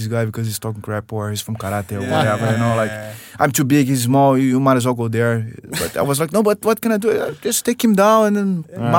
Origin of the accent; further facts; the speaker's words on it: Rio de Janeiro, Brazil; So I come from Rio, man, and my grandfather had some classes with the Helio Gracie and the Gracie school